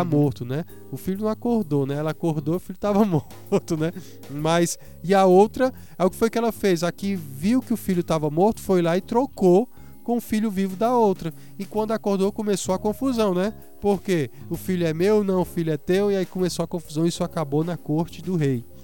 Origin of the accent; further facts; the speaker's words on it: Ceará, Brazil; now in Pernambuco, Brazil; Eu sou cearense aqui de coração, nasci do Ceará e é uma terra maravilhosa.